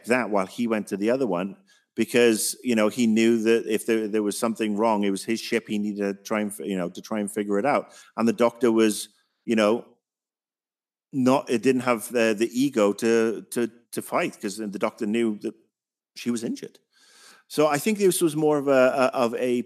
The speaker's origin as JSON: {"language": "English", "country": "United Kingdom", "said": "me as a Brit"}